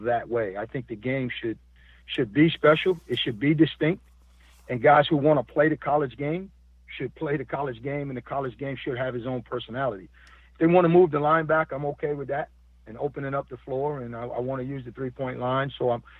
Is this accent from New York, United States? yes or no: yes; Buffalo, New York, United States; moved away; I'm from Buffalo, New York